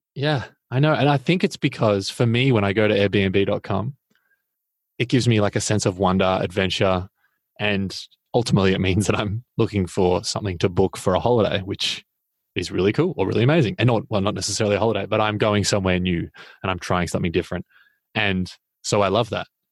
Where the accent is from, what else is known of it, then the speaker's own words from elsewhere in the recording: Australia; I'm an Australian